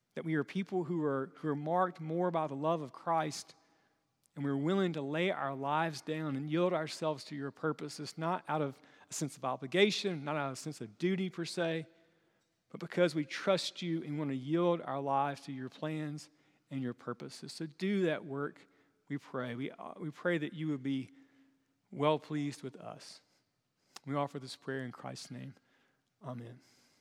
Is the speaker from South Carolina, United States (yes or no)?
yes; Chesnee, South Carolina, United States; small town places like where I'm from